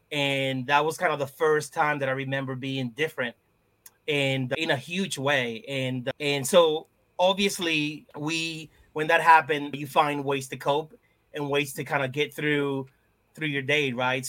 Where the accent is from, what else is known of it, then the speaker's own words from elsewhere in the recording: Lawrence, Massachusetts, United States; So yeah, growing up in Lawrence, you would go to a store, a bodega, you would go down the street, you went to the barbershop, even in school, right? Like everyone spoke Spanish.